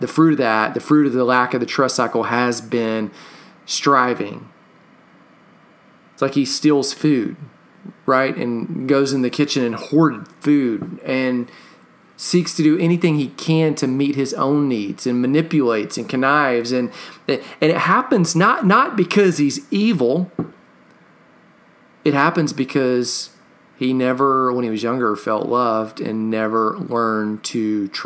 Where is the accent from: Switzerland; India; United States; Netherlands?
United States; Katy, Texas; growing up in Texas or being a little kid in Texas, I went to several rodeos